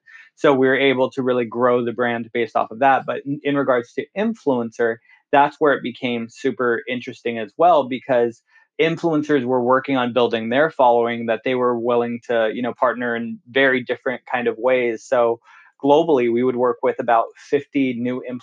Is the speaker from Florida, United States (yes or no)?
no; California, United States; moved away as an adult; I'm born and raised in California